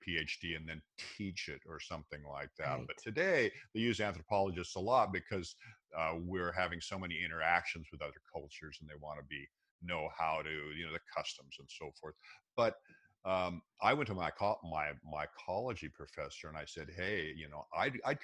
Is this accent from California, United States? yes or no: no; Seattle, Washington, United States; I grew up in Seattle